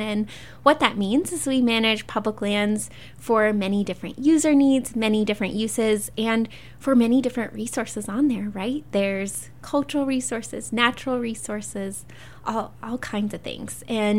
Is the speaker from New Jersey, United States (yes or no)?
no; Providence, Utah, United States; also born or lived in Logan; So I grew up in northern Utah in Logan, actually Providence, if folks are familiar with that area. But I just feel so lucky to get to continue to live and work in Utah, especially in Canyon Country.